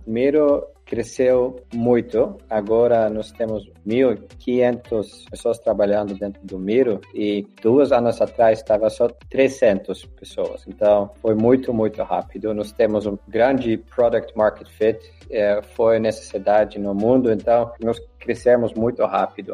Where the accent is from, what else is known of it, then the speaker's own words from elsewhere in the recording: Netherlands; Portuguese is a second language; Eu sou holandês